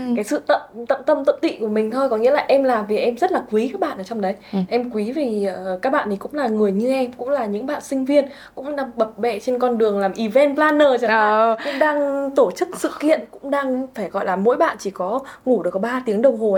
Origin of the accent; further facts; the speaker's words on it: Vietnam; mình là người à. Việt Nam